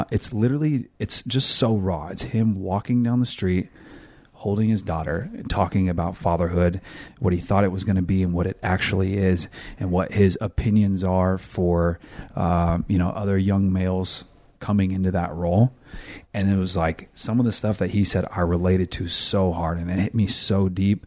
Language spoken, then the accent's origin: English; Elk Grove, California, United States; I'm from Elk Grove, California.